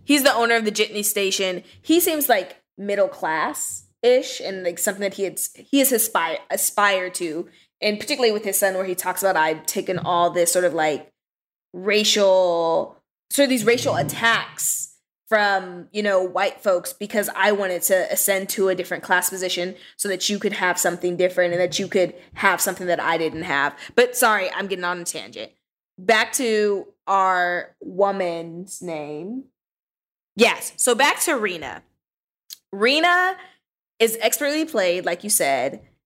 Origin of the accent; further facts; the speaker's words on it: Southern California, United States; now in Washington, D.C., United States; I'm from California, Southern California, and sort of the neighborhood that I grew up